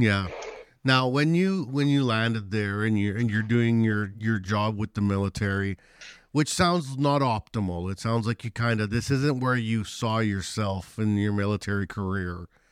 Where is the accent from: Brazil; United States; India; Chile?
Chile; moved away; I'm from Chile, where we have a lot of earthquakes.